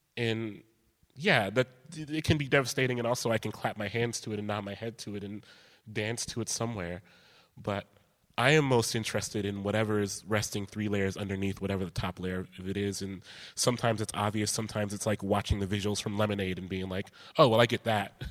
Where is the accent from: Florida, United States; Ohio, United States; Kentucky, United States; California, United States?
Ohio, United States; Columbus; I grew up in Columbus, close proximity to Chicago